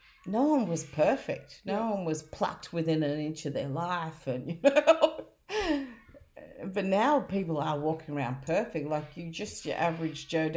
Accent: Australia; I was born in Australia.

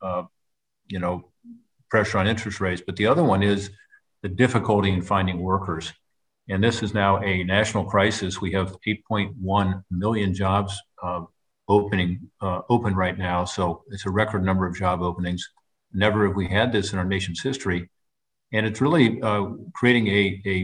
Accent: Ohio, United States; Ohio, my home state

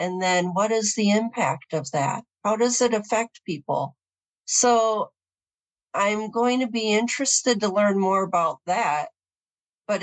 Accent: Southwest Michigan, United States; I grew up in Southwest Michigan. It's the Bible Belt of the Midwest, in a mid-sized suburb

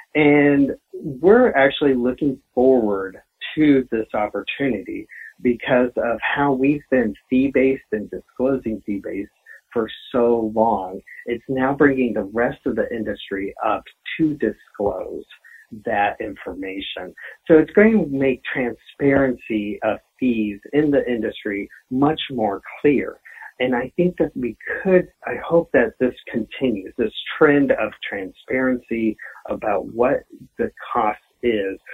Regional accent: Denver, Colorado, United States; also born or lived in Iowa; I have lived in Denver from the age of four, but I went to say I'm from Denver

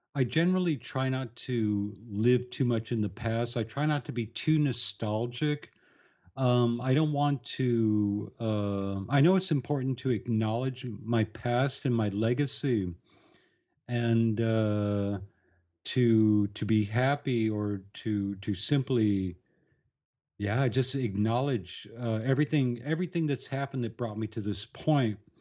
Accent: Tucson, Arizona, United States; moved away; growing up in Tucson, Arizona

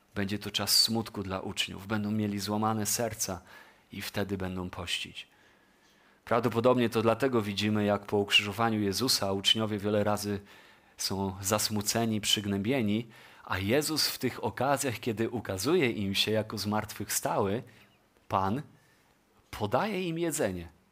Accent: Poland

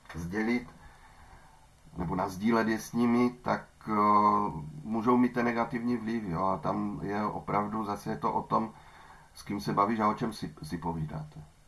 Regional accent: Ostrava, Moravian-Silesian Region, Czechia; u nás v Ostravě

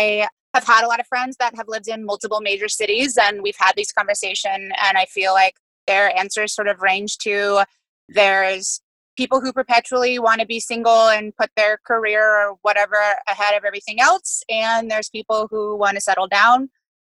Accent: Virginia, United States; moved away as an adult; also born or lived in Los Angeles; Yeah, I was raised in Virginia and then was in Los Angeles for the last 8 years. The East Coast was calling me back, so I finally made my way back a couple months ago.

